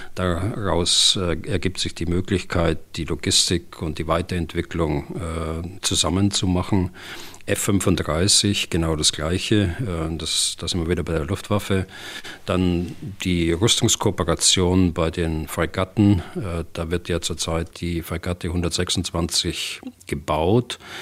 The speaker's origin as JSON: {"language": "German", "country": "Germany", "said": "bei uns in Deutschland"}